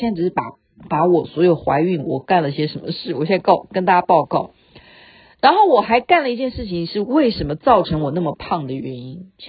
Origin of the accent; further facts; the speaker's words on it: China; now in Canada; 因为在加拿大啊，尤其是在西方国家，他们绝对不像我们中国人，你可以就是哎呀，我办个手续就跟医生。